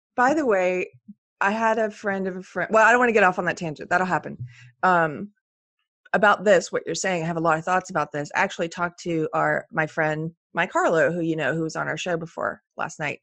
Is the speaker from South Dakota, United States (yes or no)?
no; Texas, United States; my rights as a Texan